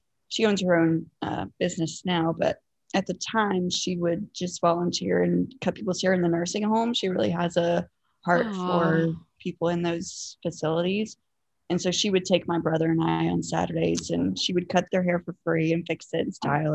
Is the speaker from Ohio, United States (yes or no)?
no; southwestern Virginia, United States; I grew up in a small town in southwestern Virginia, not West Virginia, but southwestern Virginia, very close to the Tennessee line